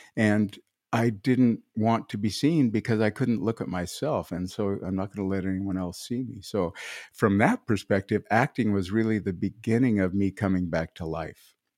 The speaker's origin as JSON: {"language": "English", "region": "Midwest", "country": "United States", "said": "I'm a farm kid, I come from the Midwest"}